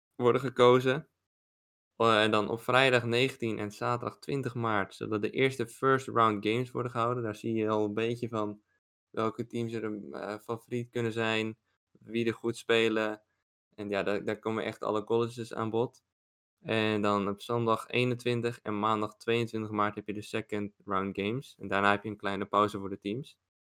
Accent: Netherlands; als Nederlander

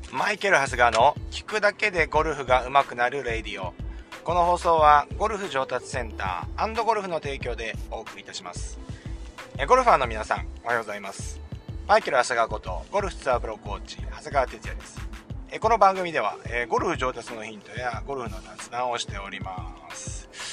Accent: Chiba, Japan; 地元千葉でのブリヂストンオープン袖ヶ浦です地元ですからね

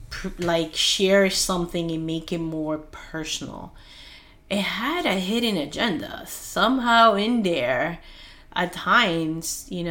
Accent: Peru; English is a second language; moved away; as a child being in Peru

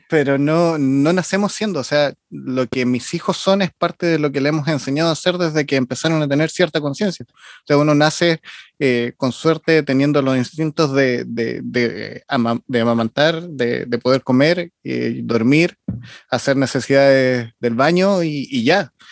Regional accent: Chile; soy chileno

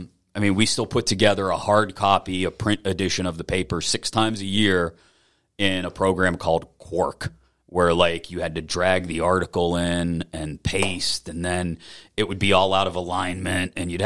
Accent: Baldwin, Pennsylvania, United States; also born or lived in Avalon, Pennsylvania / Bellevue, Pennsylvania / Texas; growing up in Baldwin

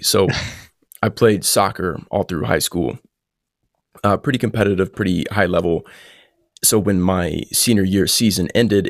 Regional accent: Columbus, Indiana, United States; I grew up in Southern Indiana, Columbus, like you said.

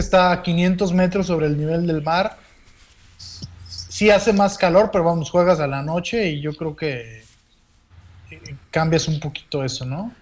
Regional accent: Mexico; así somos los mexicanos

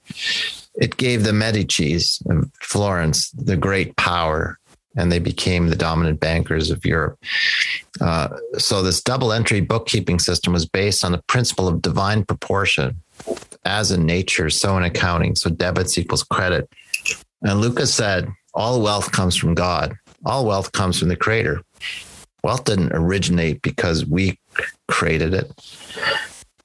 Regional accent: Edmonton, Alberta, Canada; also born or lived in Calgary, Alberta; I am Canadian. I live in Edmonton, Alberta, Canada, in the Treaty 6 territory of the First Peoples. And I was born in Calgary in 1960 and lived in Edmonton all my life.

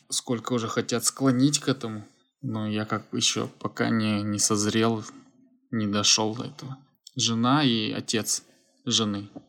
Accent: Almaty, Kazakhstan; moved away as an adult; now in Gyeongju, South Korea; Я переехал из Алматы, из Казахстана, Кёнджу, это юг Южной Кореи, в 2016 году.

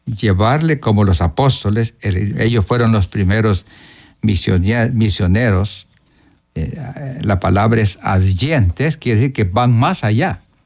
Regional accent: Morazán, El Salvador; moved away as an adult; also born or lived in Guatemala; yo soy de Morazán

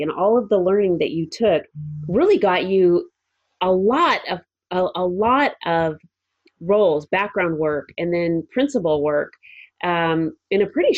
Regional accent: Los Angeles, California, United States; I grew up in the Los Angeles area and I did some extra work.

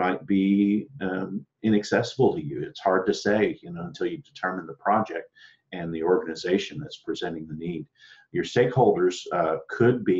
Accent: Austin, Texas, United States; I'm sitting here in Austin, Texas, my hometown

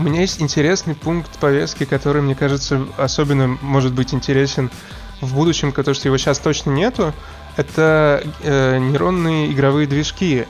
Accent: Russia; now in Amsterdam, Netherlands; Я э, из России

